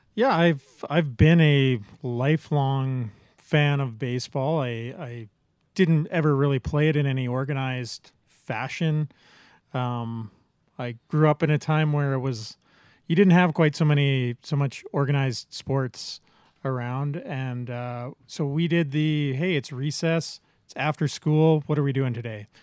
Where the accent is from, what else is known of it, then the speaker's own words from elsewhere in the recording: Medicine Hat, Alberta, Canada; I, I grew up in Medicine Hat